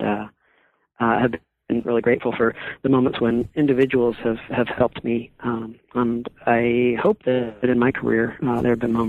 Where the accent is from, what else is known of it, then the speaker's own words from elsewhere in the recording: California, United States; now in Vermont, United States; Well, I'm currently living in Vermont, but I'm a native Californian. I grew up on the Central Coast of California, and my mother is Mexican, and my father was a Midwesterner from Detroit.